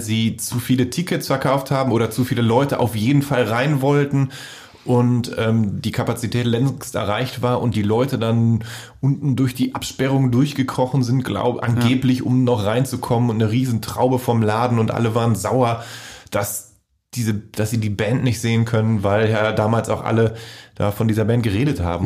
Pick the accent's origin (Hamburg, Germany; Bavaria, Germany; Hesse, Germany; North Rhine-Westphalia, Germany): North Rhine-Westphalia, Germany; Voerde; mein Freundeskreis aus meiner Heimatstadt in Förde